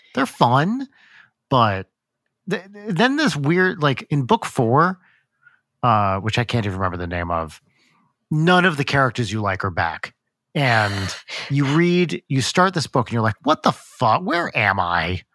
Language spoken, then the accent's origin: English; New Jersey, United States; growing up in Jersey